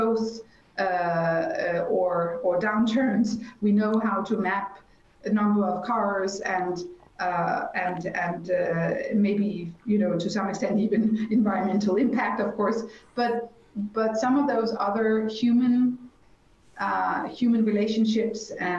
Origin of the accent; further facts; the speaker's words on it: Copenhagen, Capital Region of Denmark, Denmark; my hometown, Copenhagen